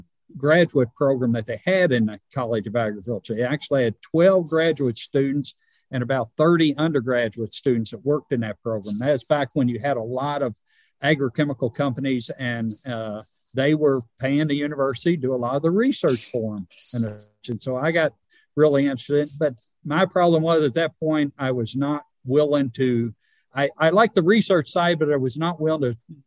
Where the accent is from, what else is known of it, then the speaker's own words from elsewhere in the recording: Mason County, Kentucky, United States; moved away as an adult; now in Ohio County, Kentucky, United States; I'm from Mason County originally